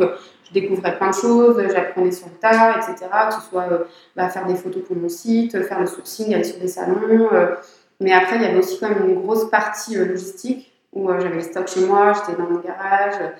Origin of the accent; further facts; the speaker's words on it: Saint-Étienne, Auvergne-Rhône-Alpes, France; moved away as an adult; also born or lived in Provence; Je n'étais pas du tout du coin. Je suis stéphanoise